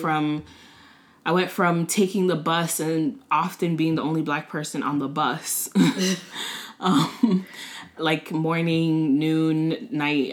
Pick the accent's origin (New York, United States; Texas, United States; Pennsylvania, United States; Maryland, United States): Maryland, United States; Montgomery County; also born or lived in Washington, District of Columbia, United States; now in Prince George's County, United States; I'm from Montgomery County, uh, Maryland. Uh, grew up in the area, lived in DC for a little bit. Now I live in PG